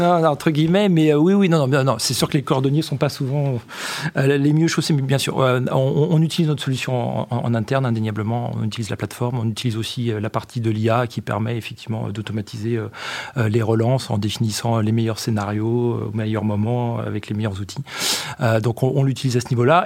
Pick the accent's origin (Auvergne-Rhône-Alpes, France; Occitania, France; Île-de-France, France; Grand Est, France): Grand Est, France; Champagne; j'ai grandi dans le Champagne